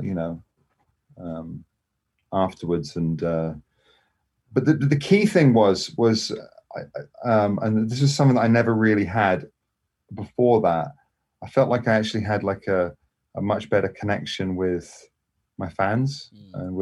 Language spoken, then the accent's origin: English; England, United Kingdom; moved away as an adult; also born or lived in Scotland; now in Los Angeles, United States; I'm English. I'm English, but I lived in Scotland. So I lived in Scotland